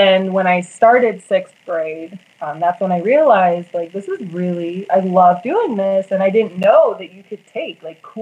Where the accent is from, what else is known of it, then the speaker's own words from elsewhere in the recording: Las Vegas, Nevada, United States; I am a native, so I'm actually from here, Las Vegas, Nevada.